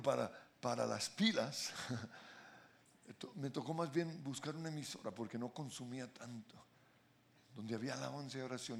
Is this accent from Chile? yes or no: no; Colombia; somos los colombianos